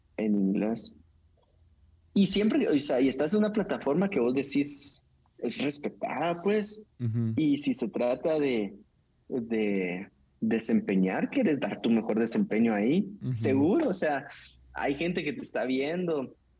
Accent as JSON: {"language": "Spanish", "country": "Guatemala"}